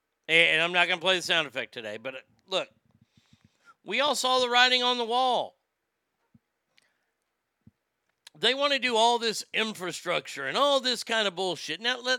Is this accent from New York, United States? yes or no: no; California, United States; now in Nevada, United States; For Nevada elections, I've always voted red because I came from California. My philosophy is I left California for a reason.